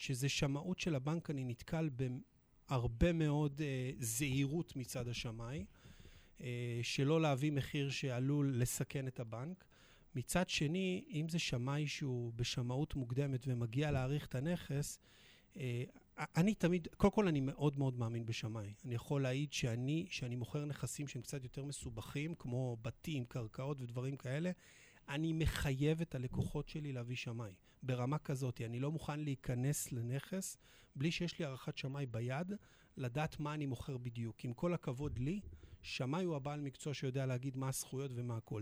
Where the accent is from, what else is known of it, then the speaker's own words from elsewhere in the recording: Petah Tikva, Central District, Israel; נולדתי בפתח תקווה